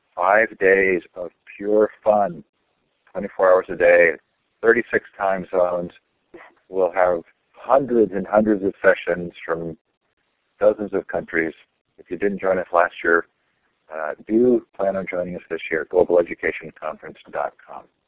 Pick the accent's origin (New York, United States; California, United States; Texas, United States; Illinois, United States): California, United States; Stanford; now in Sacramento, United States; I grew up on Stanford campus